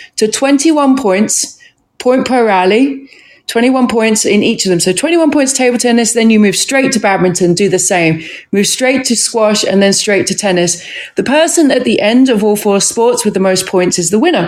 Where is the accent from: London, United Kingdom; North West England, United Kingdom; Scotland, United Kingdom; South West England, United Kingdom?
London, United Kingdom; also born or lived in Camberwell / South Norwood / Croydon / Sussex; now in United States; I'm from just south of London, South London, essentially. Born in Camberwell, lived in South Norwood for some time, was in Croydon for some time, and then the northern end